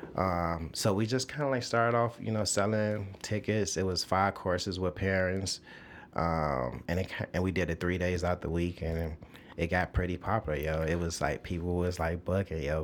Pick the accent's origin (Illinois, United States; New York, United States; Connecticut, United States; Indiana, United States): Illinois, United States; Chicago; I'm born and raised in Chicago